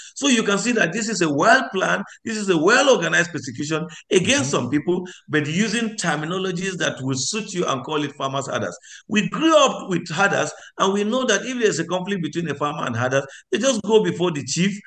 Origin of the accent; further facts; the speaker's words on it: Nigeria; I am a Nigerian.